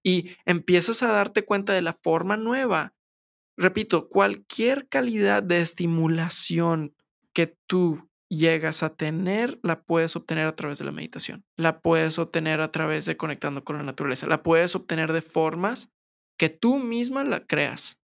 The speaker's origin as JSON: {"language": "Spanish", "town": "San Pedro Garza García", "region": "Nuevo León", "country": "Mexico", "said": "Yo soy de San Pedro"}